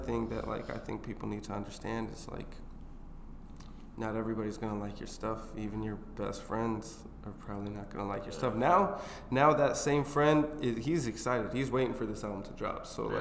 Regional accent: Sioux City, Iowa, United States; moved away as an adult; also born or lived in Tempe, Arizona / Atlanta, Georgia; now in Des Moines, United States; I'm originally from Iowa, Sioux City

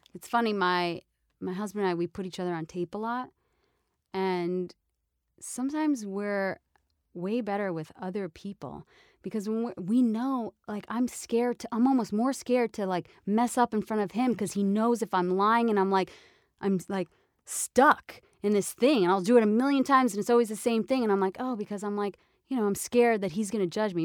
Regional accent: New York, United States; moved away; I'm Italian from New York

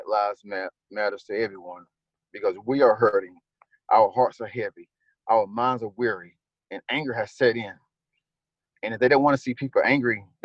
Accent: Clinton, North Carolina, United States; I grew up in Clinton with his sister

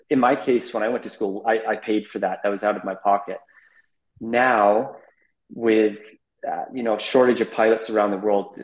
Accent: Abbotsford, British Columbia, Canada; born or raised there; moved away as an adult; also born or lived in Amsterdam / Middle East

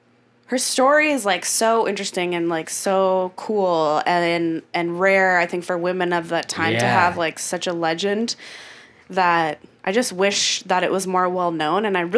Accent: Northfield, Minnesota, United States; So like the town that I grew up in. We have Jesse James Days. Oh, really? Yep. What town is that? Northfield, which we're famous for killing his brother.

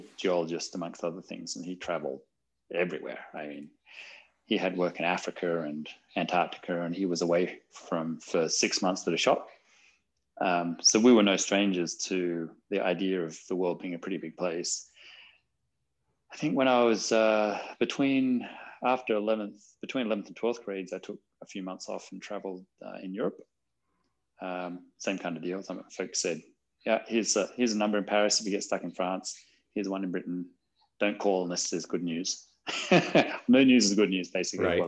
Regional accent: Australia; as a young person growing up in Australia

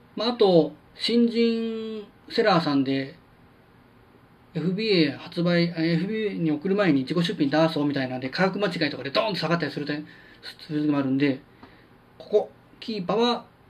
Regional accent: Kansai, Japan

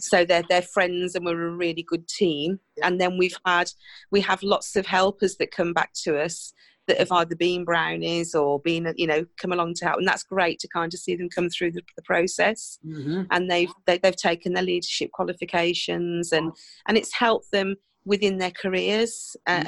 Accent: Cookley, West Midlands, United Kingdom; born and bred in Cookley, never lived anywhere else

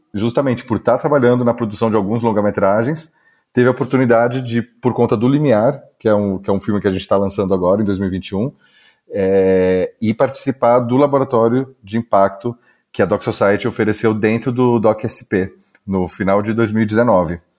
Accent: Campinas, São Paulo, Brazil; now in Campinas, Brazil; voltei para Campinas, que é a minha cidade natal

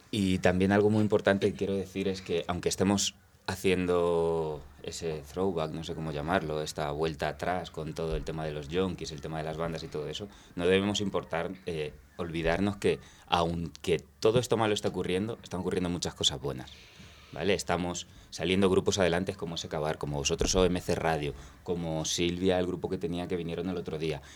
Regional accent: Spain; also born or lived in London; yo crecí en el barrio de San Cristóbal

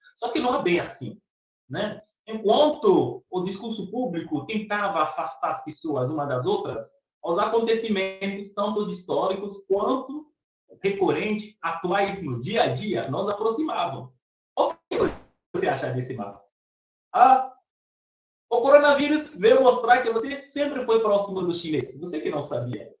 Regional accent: Benin; moved away as an adult; also born or lived in Piracicaba, São Paulo, Brazil; now in Brazil; eu sou africano, como você descreveu, mas eu venho de um país

